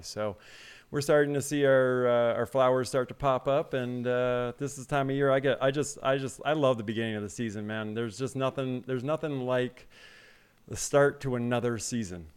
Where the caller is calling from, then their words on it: Salt Lake City, Utah, United States; I'm calling in from Salt Lake City, Utah